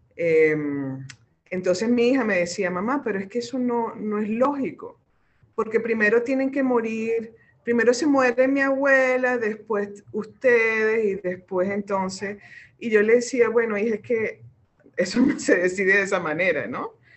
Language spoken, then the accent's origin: Spanish; Venezuela